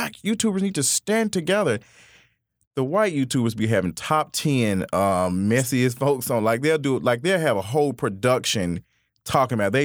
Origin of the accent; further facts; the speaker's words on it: Memphis, Tennessee, United States; I'm from Memphis.